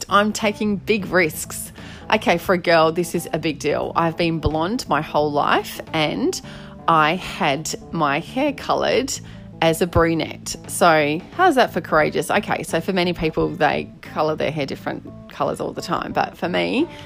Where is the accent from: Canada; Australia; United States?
Australia; can't wait to delve into all these challenges of being an Aussie fella in relationship